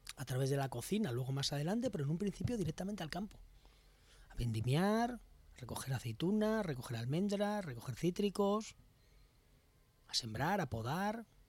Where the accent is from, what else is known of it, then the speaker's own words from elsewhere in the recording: Alicante, Valencian Community, Spain; es la tierra donde vivo, yo soy de Alicante